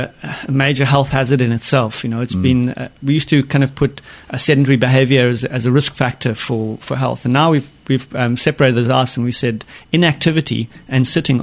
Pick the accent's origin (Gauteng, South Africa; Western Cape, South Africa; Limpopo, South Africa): Western Cape, South Africa; Stellenbosch; moved away; I was born and raised in South Africa, in a town called Stellenbosch in the wine-growing region.